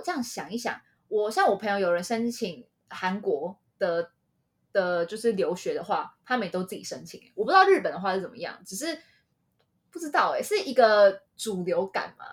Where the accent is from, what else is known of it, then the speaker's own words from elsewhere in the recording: Taiwan; 身为台湾人非常 proud